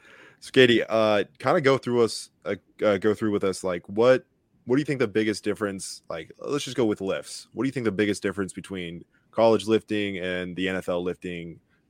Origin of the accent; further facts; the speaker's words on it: Longwood, Florida, United States; my high school, Lyman High School in Longwood